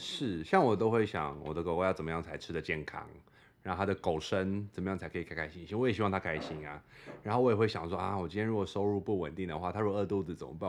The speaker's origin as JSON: {"language": "Chinese", "country": "Australia", "tie": "born or raised there", "moved": "yes", "said": "我是澳洲长大的"}